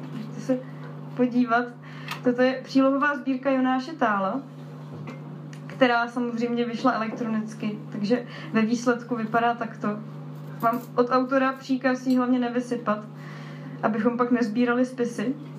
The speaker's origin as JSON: {"language": "Czech", "country": "Slovakia", "accent": "Slovak", "said": "omluvte můj slovenský přízvuk"}